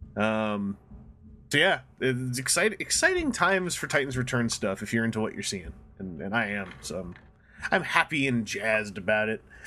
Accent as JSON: {"language": "English", "country": "Canada", "said": "I'm from Canada, so we do sometimes use French words"}